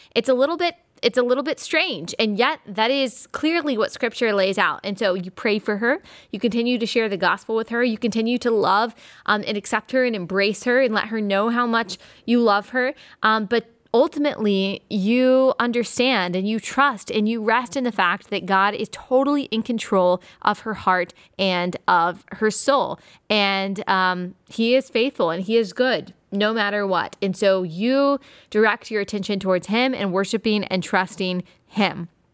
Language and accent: English; Dallas, Texas, United States; I am from Dallas